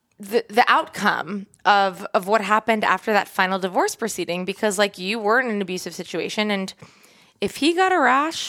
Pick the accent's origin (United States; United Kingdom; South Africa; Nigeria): United States; East Coast; I'm from the East Coast.